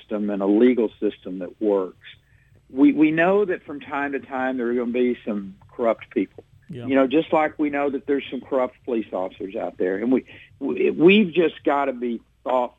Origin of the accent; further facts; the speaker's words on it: Texas, United States; as a Texan, as a citizen of this state